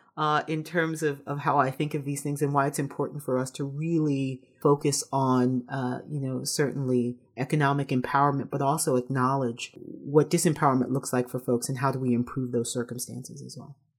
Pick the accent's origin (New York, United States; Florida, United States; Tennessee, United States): New York, United States; New York City; I'm from the Bronx